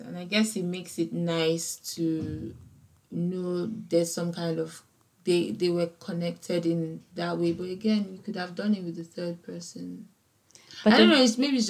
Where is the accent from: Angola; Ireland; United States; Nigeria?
Nigeria; I'm African, I come from Nigeria